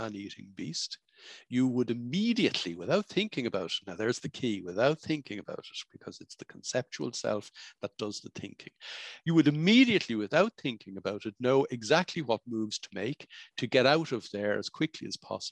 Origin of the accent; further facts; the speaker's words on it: Ireland; I was growing up in Ireland in the 1960s